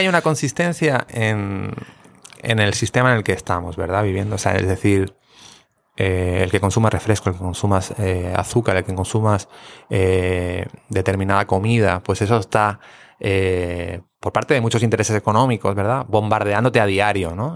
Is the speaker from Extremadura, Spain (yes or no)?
no; Barcelona, Catalonia, Spain; now in Puerto Rico; soy de Barcelona